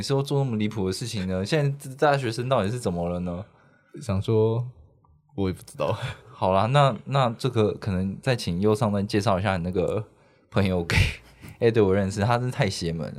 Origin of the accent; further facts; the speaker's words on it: Taichung, Taiwan; 我也是台中人